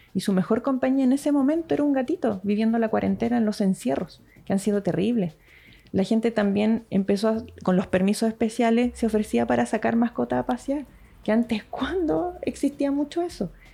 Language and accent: Spanish; Santiago, Santiago Metropolitan Region, Chile; moved away as an adult; now in Puerto Aysén, Chile; Yo que soy de Santiago